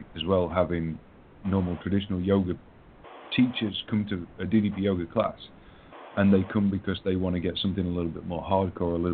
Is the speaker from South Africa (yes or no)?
no; England, United Kingdom; I'm English.